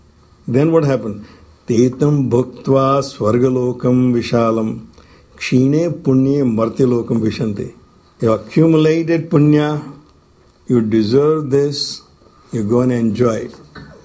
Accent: India; English is a second language; moved away as an adult; When I came from India the first time around

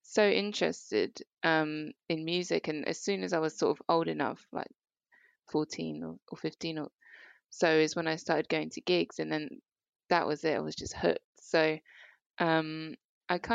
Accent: Horsham, South East England, United Kingdom; now in Dorking, United Kingdom; I grew up in Horsham, which is not far.

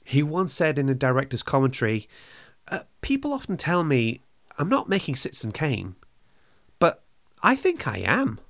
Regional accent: Wales, United Kingdom; I'm from Wales.

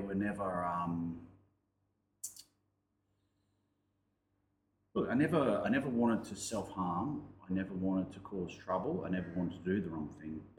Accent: Brisbane, Queensland, Australia; I grew up in Brisbane.

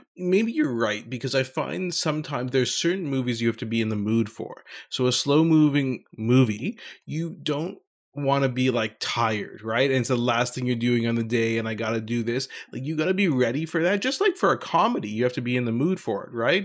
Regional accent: Ottawa, Ontario, Canada; my hometown of Ottawa.

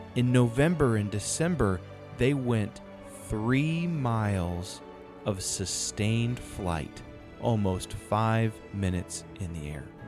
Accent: North Carolina, United States; Jared and I we're from North Carolina

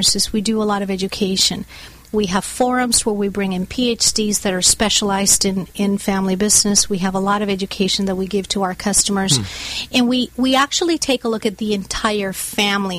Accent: Bogotá, Colombia; now in United States; I was born and raised in Bogota, Colombia, in South America.

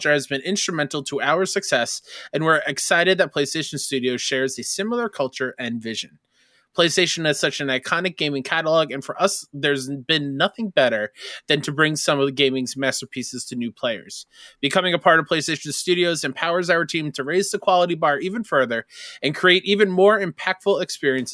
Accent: Long Island, New York, United States; I'm from Long Island, New York

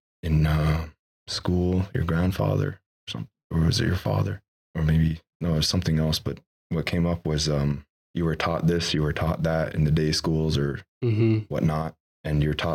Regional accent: Kahnawake, Quebec, Canada; I'm from Ganawage

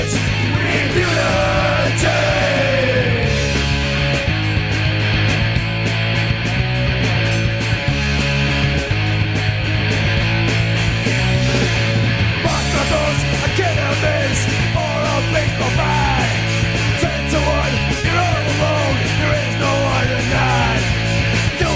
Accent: Windsor, Ontario, Canada; my hometown of Windsor, Ontario

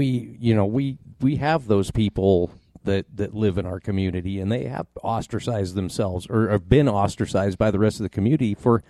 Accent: Casper, Wyoming, United States; growing up in Casper in the early 80s, I mean, we're talking a city of 30, 35,000 people at the time. That's still pretty considered a pretty small town.

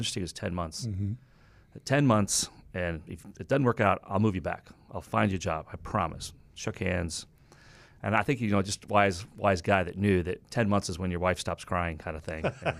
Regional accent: Chicago, Illinois, United States; also born or lived in Wisconsin / Ohio; I grew up in the Midwest, the burbs of Chicago, a little bit of time in Wisconsin and Ohio, but for the most part, Illinois.

